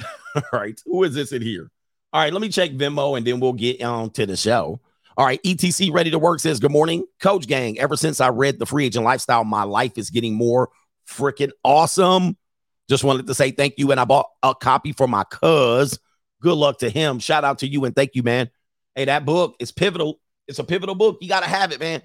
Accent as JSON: {"language": "English", "region": "Southern California", "country": "United States", "tie": "born or raised there", "said": "I've been grew up in the, in, in Southern California with cultural people"}